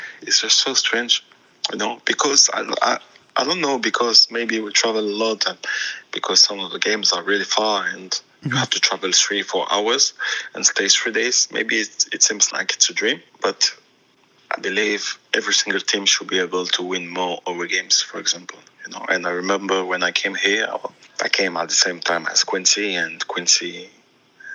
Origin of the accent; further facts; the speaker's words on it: Auxerre, Bourgogne-Franche-Comté, France; first language French; English is a second language; moved away as an adult; also born or lived in London, United Kingdom; now in United States; my first call in my hometown, in the club I was playing